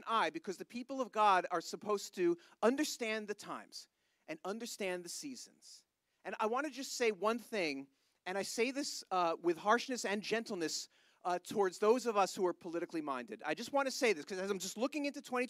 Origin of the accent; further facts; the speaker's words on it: United States; I am an American, but I have no problem saying I am an Israel first American